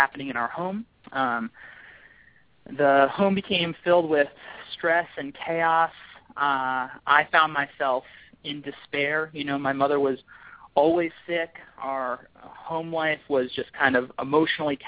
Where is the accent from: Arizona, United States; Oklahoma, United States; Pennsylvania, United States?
Pennsylvania, United States; King of Prussia; now in Baltimore, United States; I grew up just outside of Philadelphia in a suburb called King of Prussia, Pennsylvania